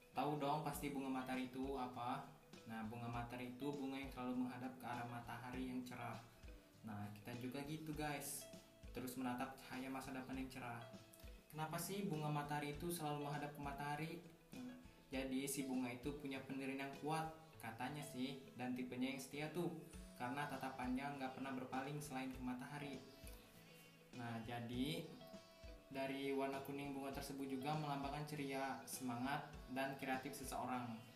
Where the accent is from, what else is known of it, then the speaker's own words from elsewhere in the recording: Bukit Kemuning, Lampung, Indonesia; Asal saya dari Lampung Utara, Bukit Kemuning.